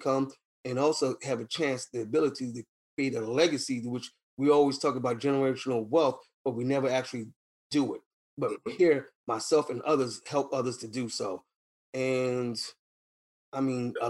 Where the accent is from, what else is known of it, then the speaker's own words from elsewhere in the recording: New York City, New York, United States; By me being originally from Harlem, New York, my family is originated from North Carolina.